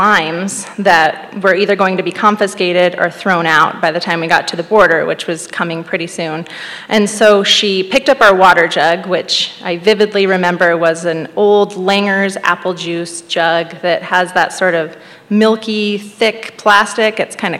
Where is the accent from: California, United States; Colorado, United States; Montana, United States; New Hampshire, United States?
Montana, United States; Arlee; I was born and raised in Arlee, along the Jocko River, where we had our family honey business. We lived really simply. We grew most of our own food, and we ate wild game, and we lived in a log cabin.